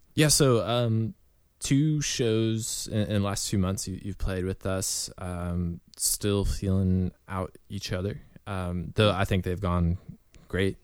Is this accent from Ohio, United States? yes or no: yes; Northeast Ohio, United States; we're guys from Northeast